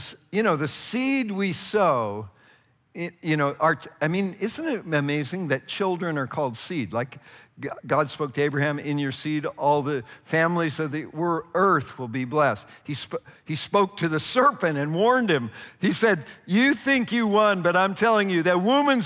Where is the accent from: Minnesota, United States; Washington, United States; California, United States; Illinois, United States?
California, United States; Northern; I grew up in Northern California, and about 50 miles from my house were the Calaveras big trees